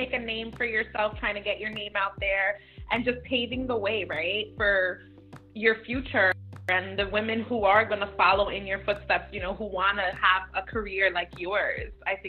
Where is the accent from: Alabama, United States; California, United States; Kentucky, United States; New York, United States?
New York, United States; New York City; I grew up in Midtown Manhattan, and everybody's like, oh my gosh, that's like the mecca of it all.